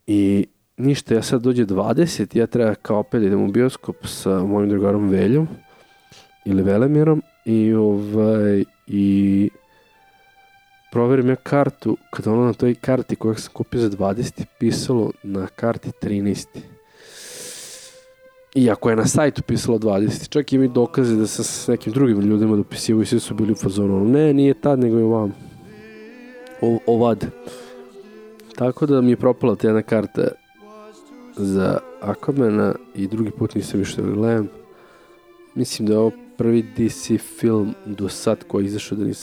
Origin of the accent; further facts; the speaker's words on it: Serbia; kao Srbin koji priča engleski.